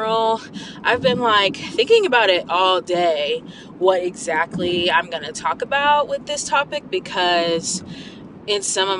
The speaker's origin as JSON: {"language": "English", "region": "Midwest", "country": "United States", "tie": "born or raised there", "also_born_or_lived": "California / Iowa / Nebraska / Missouri", "said": "I was born in California, where my parents met and had me. And then I moved to the Midwest"}